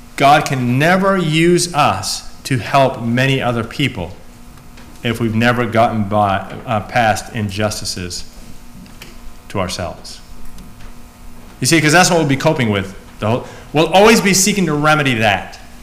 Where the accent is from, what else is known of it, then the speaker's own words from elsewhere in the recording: United States; I'm an American.